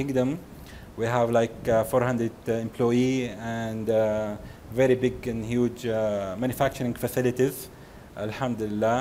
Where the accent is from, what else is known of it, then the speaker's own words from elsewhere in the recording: Jeddah, Makkah Province, Saudi Arabia; also born or lived in Houston; I'm from Jeddah